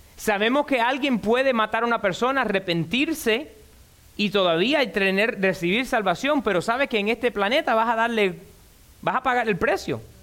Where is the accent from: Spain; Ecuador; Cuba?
Cuba; Y yo soy cubano, desde los 5 años tomo café con leche. En casa de mi abuelita